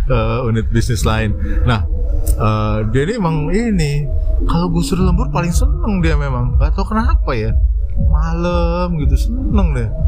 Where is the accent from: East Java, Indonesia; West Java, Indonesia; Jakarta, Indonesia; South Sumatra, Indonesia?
Jakarta, Indonesia; kita orang Betawi